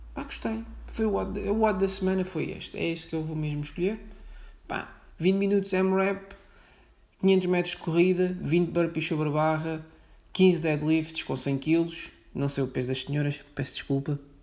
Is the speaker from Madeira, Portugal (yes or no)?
no; outskirts of Setúbal, Portugal; moved away as an adult; also born or lived in Lisbon; não sou de Lisboa, sou de fora, sou de Setúbal, mas também não sou de Setúbal, sou algo gosto de Setúbal. Ou seja, sou periferia da periferia da periferia. Pronto. Mas andei na escola em Setúbal.